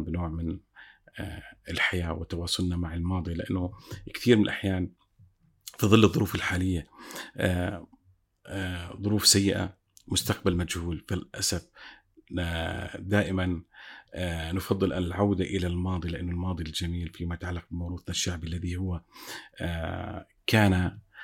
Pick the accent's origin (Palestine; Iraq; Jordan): Palestine; لنا كفلسطينيين